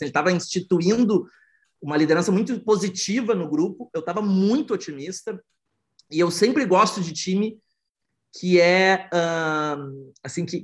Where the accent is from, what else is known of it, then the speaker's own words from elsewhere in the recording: Porto Alegre, Rio Grande do Sul, Brazil; eu tenho 41 anos, sou do sul do Brasil, sou de Porto Alegre, um, morei já em vários países para trabalhar e, e, e estudar inovação.